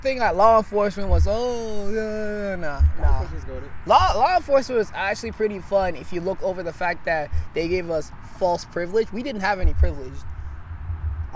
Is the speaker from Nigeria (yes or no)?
yes; Nigeria; now in United States; I wasn't born here. I was born in Nigeria. I moved here in 2009.